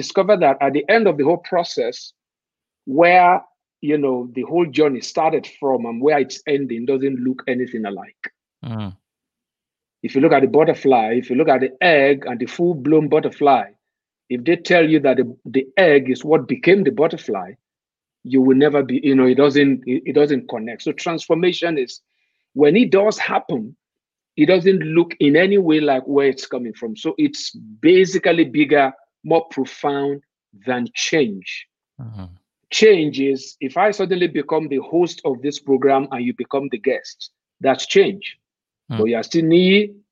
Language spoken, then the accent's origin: English; Nigeria; if I have Naira in my pocket as a Nigerian